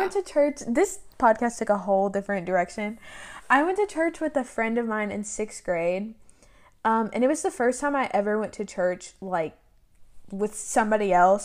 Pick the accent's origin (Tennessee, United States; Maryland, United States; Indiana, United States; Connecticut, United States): Tennessee, United States; born or raised there; moved away